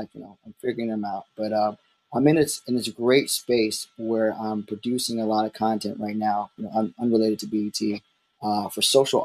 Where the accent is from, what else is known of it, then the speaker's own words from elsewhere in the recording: Baltimore, Maryland, United States; I'm from Baltimore, so it's a slight accent